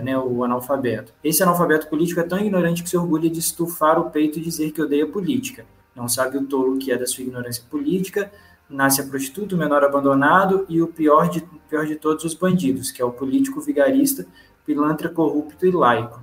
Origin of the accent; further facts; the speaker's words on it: Juiz de Fora, Minas Gerais, Brazil; Eu vim de um bairro chamado Olavo Costa, que é a periferia da cidade